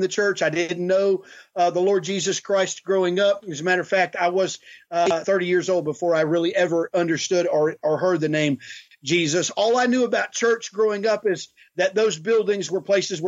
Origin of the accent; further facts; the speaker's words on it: Houston, Texas, United States; also born or lived in California; we moved to Texas. And so I grew up in Texas, in Houston. And so I'm a Texan